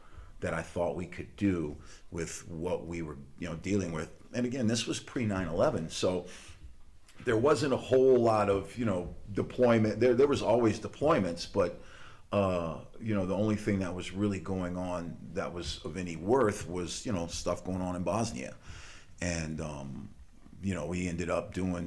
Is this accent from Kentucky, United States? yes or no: no; Louisiana, United States; moved away as an adult; also born or lived in Tallahassee, Florida; I'm originally from Louisiana